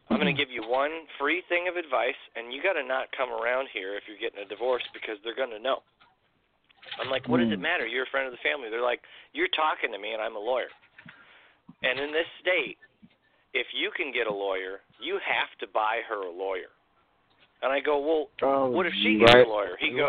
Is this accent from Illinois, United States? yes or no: yes; Illinois, United States; And I came from Illinois.